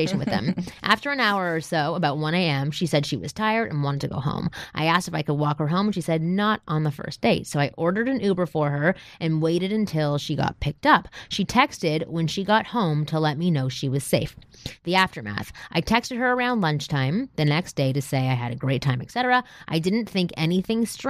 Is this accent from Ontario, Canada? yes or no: yes; Toronto, Ontario, Canada; I'm from Toronto